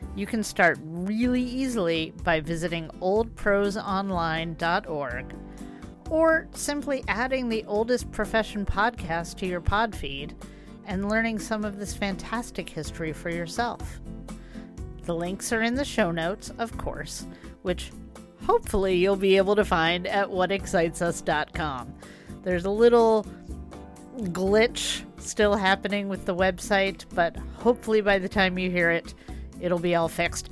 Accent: Las Vegas, Nevada, United States; So I grew up in Vegas

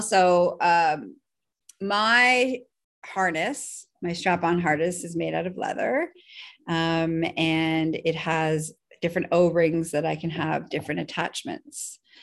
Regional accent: Canada; I am Canadian

